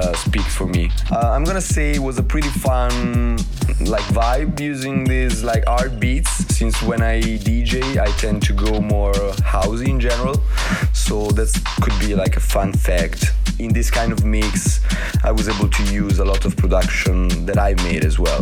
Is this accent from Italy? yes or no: yes; Italy; I'm from Italy.